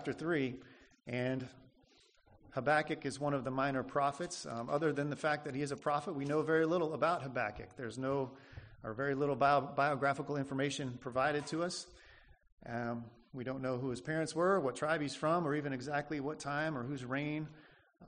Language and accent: English; Nebraska, United States; moved away as an adult; I'm from Nebraska. I grew up there